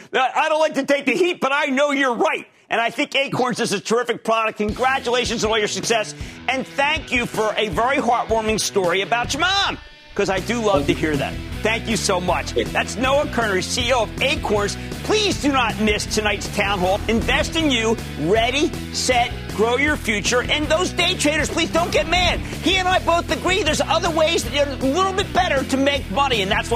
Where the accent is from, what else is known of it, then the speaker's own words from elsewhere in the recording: Pennsylvania, United States; I'm from the Commonwealth of Pennsylvania